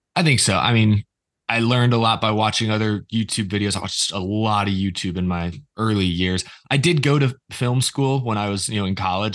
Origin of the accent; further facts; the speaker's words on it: Houston, Texas, United States; I grew up in Houston